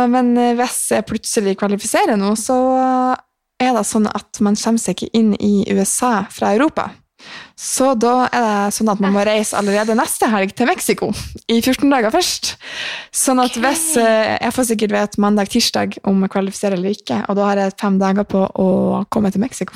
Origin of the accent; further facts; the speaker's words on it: Mosjøen, Nordland, Norway; now in Trondheim, Norway; fikk jeg ta karantenen min i Mosjøen med familien